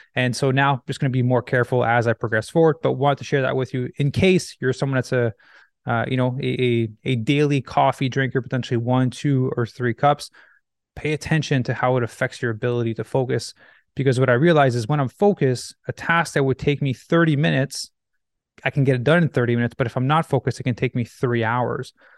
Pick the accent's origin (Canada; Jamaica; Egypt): Canada; Quebec; moved away as an adult; also born or lived in Los Angeles, United States; now in Vancouver, Canada; I grew up in Quebec, Canada, where you get winter every year, and then I moved to Vancouver